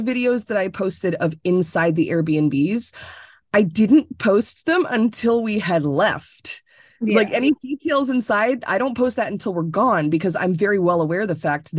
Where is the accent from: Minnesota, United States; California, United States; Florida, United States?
Florida, United States; moved away as an adult; I was born and raised in Florida. So I moved out of Florida when I was 21 and I moved to Connecticut and I've been here ever since.